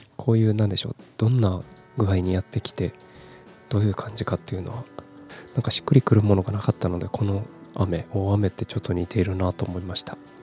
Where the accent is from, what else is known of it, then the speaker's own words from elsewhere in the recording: Kumamoto, Japan; also born or lived in Fukuoka / Tokyo; 十八歳から福岡、三十歳から東京で暮らし、退職を機に地元の熊本に帰ってきた